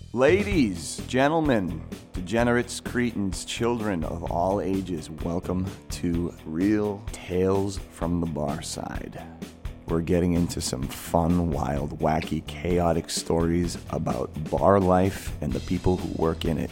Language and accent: English; Marshfield, Massachusetts, United States; I'm from Massachusetts